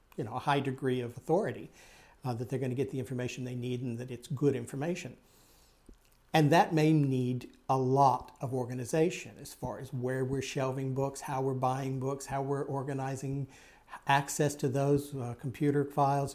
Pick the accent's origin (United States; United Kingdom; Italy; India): United States; Texas; growing up in Texas